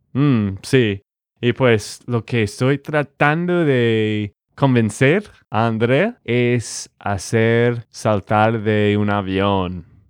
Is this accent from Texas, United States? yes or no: yes; Texas, United States; de Texas, Estados Unidos